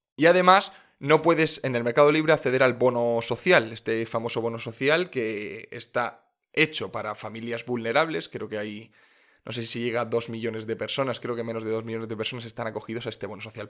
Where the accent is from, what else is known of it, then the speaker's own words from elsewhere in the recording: Region of Murcia, Spain; En mi tierra, en Murcia